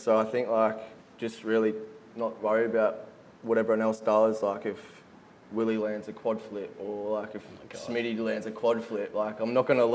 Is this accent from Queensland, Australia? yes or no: yes; Sunshine Coast, Queensland, Australia; I'm from Sunny Coast, Queensland. Grew up there my whole life